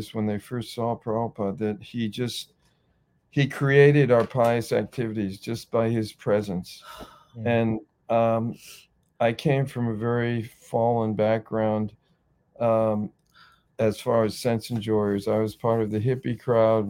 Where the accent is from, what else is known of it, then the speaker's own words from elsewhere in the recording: Rockland County, New York, United States; I'm from Rockland County, Japan, which is about an hour from New York City